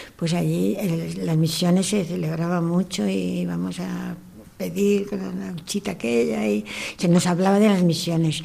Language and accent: Spanish; León, Castile and León, Spain; now in Valencia, Spain